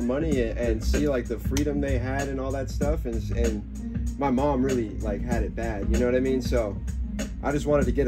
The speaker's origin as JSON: {"language": "English", "town": "Tucson", "region": "Arizona", "country": "United States", "tie": "born or raised there", "also_born_or_lived": "Hermosillo, Mexico / Phoenix, Arizona", "moved": "as an adult", "lives_now": "Los Angeles, United States", "said": "I was born in Tucson, went straight to Mexico, grew up in Tucson like 10 years later on, you know, all the way until 20"}